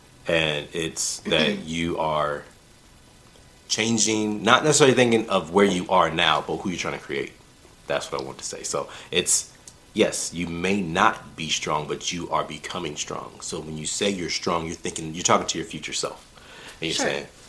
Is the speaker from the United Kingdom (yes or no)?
yes; United Kingdom; I'm British.